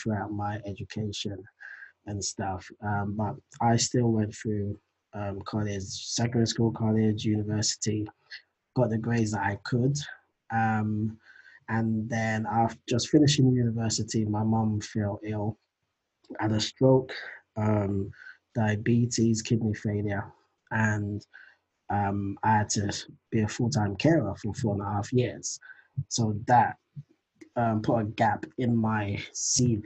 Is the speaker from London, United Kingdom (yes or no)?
yes; London, United Kingdom; also born or lived in Nigeria; I was born in London, raised in Nigeria for just a few years, and came back to London and been in London ever since. So yeah, from the UK.